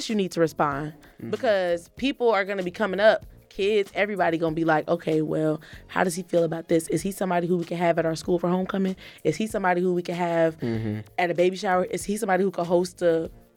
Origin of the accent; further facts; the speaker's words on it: Orlando, Florida, United States; the 407 is what I'm repping